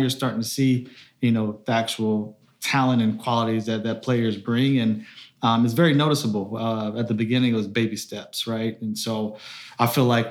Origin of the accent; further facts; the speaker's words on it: Raleigh, North Carolina, United States; I'm from Raleigh, North Carolina. And so, growing up when I was 5 years old, I grew up, you know, playing soccer